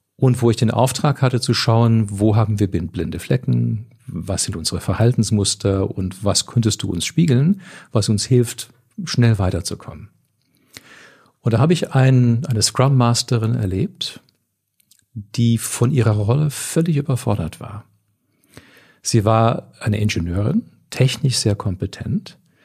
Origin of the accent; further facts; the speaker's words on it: Canada; moved away; also ich komme ja aus Kanada